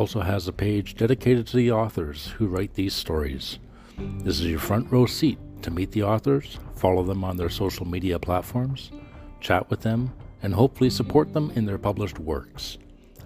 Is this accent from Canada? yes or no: yes; Canada; I'm proudly Canadian